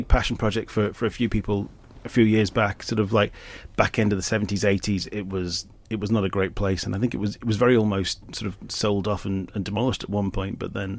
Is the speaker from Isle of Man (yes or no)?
yes; Isle of Man; People growing up in the Isle of Man, they're used to this theatre all the time and they don't realise how lucky we are to have something as amazing as this.